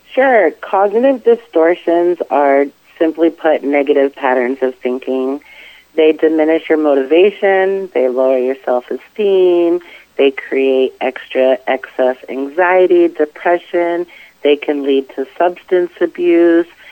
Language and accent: English; Lewiston, Maine, United States; moved away as an adult; also born or lived in San Diego, California; now in Richmond, United States; I actually grew up in Lewiston, Maine